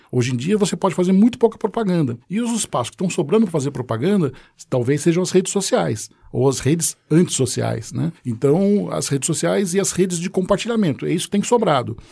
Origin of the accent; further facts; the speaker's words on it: Santos, São Paulo, Brazil; now in São Paulo, Brazil; nasci em Santos, estou um tempo em São Paulo, 30 anos em São Paulo